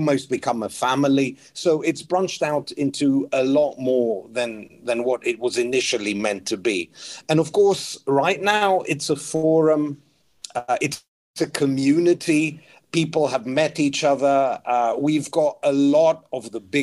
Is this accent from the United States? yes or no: no; Greece; now in United Kingdom; I was born in the UK, but I grew up in Greece